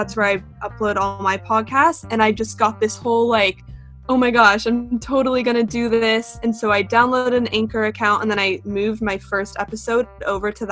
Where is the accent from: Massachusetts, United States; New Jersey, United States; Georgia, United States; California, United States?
California, United States; Bay Area, Northern; moved away as an adult; now in San Diego, United States; I'm originally from the Bay Area, so Northern California